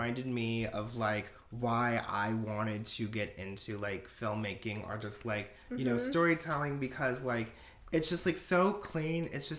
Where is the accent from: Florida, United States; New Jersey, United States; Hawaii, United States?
Florida, United States; Central; I'm just from Central Florida.